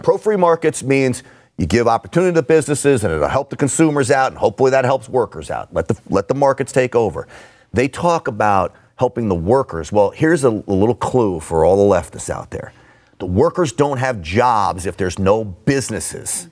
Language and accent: English; New York City, New York, United States; I grew up in and around New York City